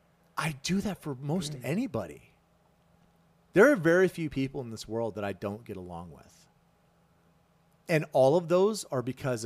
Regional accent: the South, United States; Did you know when I was growing up in the South? Okay, so I grew up

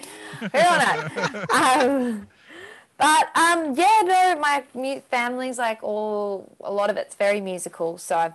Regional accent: an hour north of Sydney, New South Wales, Australia; now in Melbourne, Australia; grew up, like, an hour's north of Sydney.

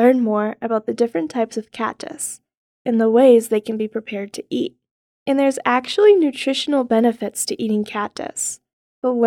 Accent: Northeast, United States; now in Arizona, United States; I am not from Arizona. I'm actually from the opposite side of the country, from the Northeast

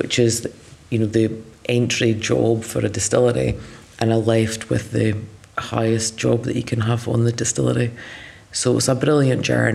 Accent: Speyside, Scotland, United Kingdom; I'm from Speyside. I've been here most of my life.

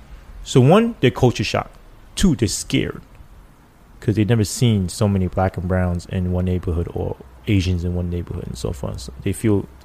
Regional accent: New York City, New York, United States; I grew up in that.

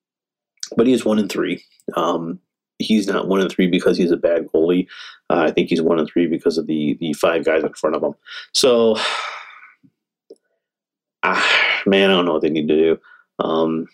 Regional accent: Michigan, United States; now in Arizona, United States; I grew up in Michigan, so I'm a Michigan fan

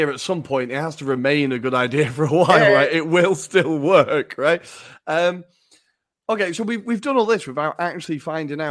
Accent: the north of England, United Kingdom; I'm a Northern Arsenal fan

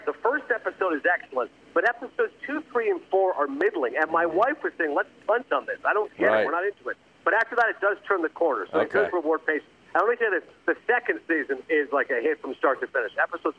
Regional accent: Toronto, Ontario, Canada; I'm from Toronto, I grew up there

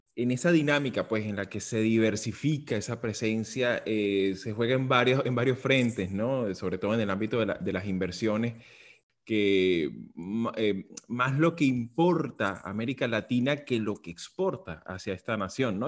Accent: Venezuela; como venezolano

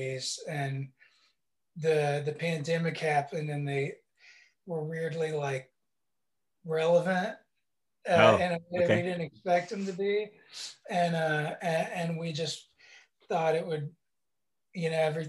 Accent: West Virginia, United States; now in Nashville, United States; we're from West Virginia, mm-hmm. is where we grew up, which is the middle of fucking nowhere

